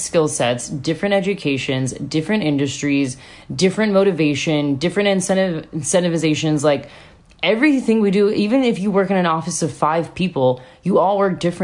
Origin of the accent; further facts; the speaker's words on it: United States; moved away as an adult; now in Sydney, Australia; I'm American.